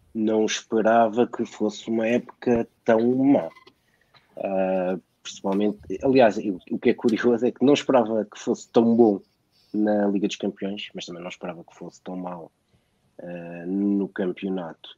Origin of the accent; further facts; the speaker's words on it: Lisbon, Portugal; nasci em Lisboa